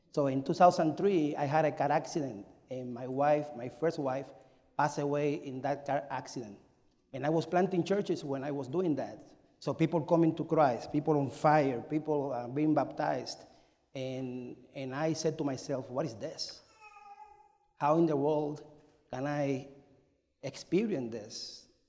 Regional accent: Cuba; moved away; I am from Cuba, and I was born in 1974, May 25.

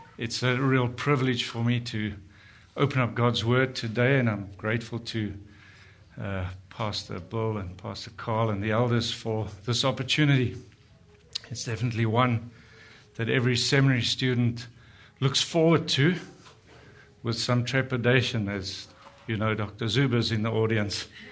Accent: South Africa; moved away as an adult; we're from South Africa, been here for four years

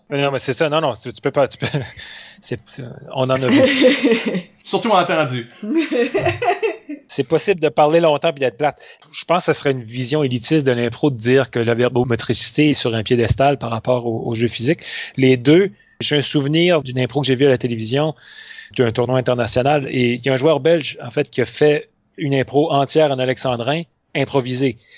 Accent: south-east France, France; accent: south-east French; si on reprend euh, notre accent euh, du sud-est, les gens voient ça comme si c'était un rabaissement du langage, alors que nous, on ne le voit pas du tout comme ça. On dit, ben non, c'est l'accent local.

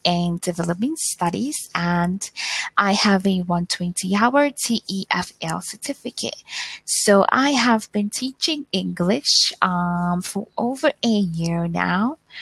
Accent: Zimbabwe; I am from Zimbabwe

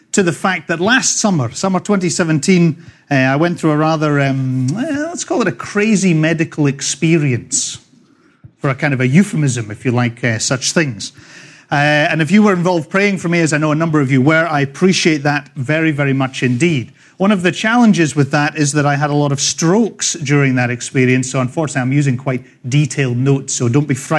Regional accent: Scotland, United Kingdom; accent: Scottish; moved away as an adult; also born or lived in Dundee, Scotland / England / California; now in Northport, United States; I was born in the green and pleasant land of Scotland a long, long time ago. After growing up all over Scotland

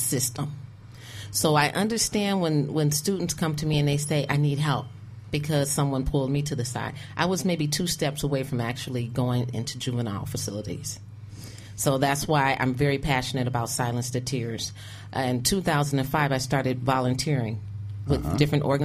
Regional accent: Detroit, Michigan, United States; I'm from Detroit, Michigan. I grew up in the 70s and 80s

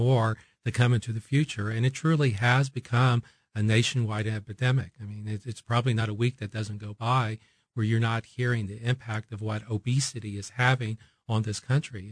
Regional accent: Oklahoma, United States; moved away as an adult; now in Kansas City, United States; I am from this part of the country, having, uh, uh, grown up in Oklahoma

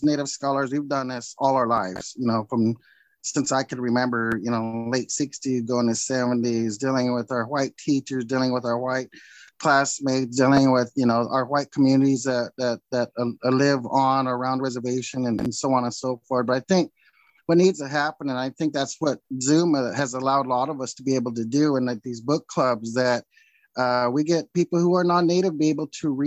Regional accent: Lewiston, Idaho, United States; here in my hometown, my home area

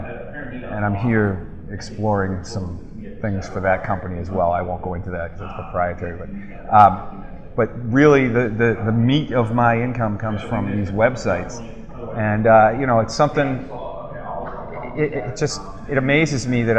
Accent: Boston, Massachusetts, United States; I'm from the Boston area

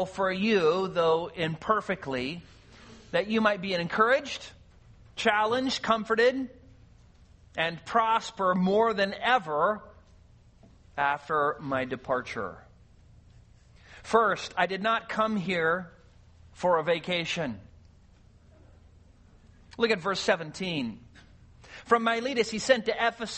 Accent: California, United States; moved away as an adult; I grew up in California

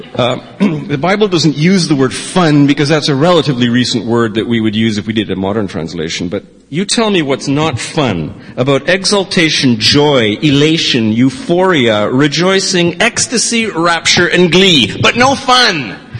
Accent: Victoria, British Columbia, Canada; I was born in the Jubilee Hospital

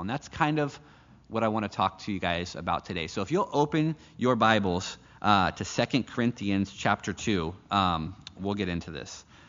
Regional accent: United States; moved away; I'm an American citizen

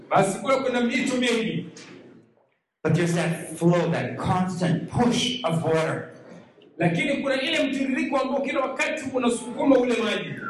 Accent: Pittsburgh, Pennsylvania, United States; I come from Pittsburgh

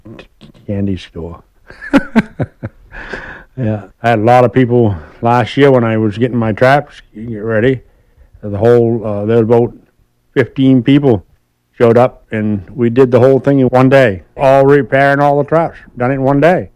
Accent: Swan's Island, Maine, United States; I grew up on Swan's Island, Maine

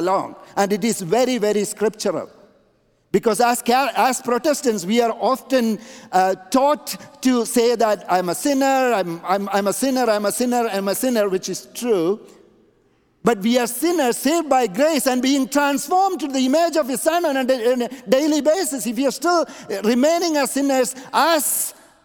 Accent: India; moved away; I grew up in India, and the Jesus I knew was given to us by the British

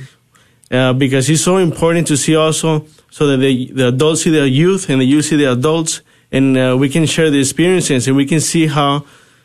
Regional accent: Mexico; I'm originally from Mexico, and my parents actually listened to this invitation in the church when I was about 12 years old

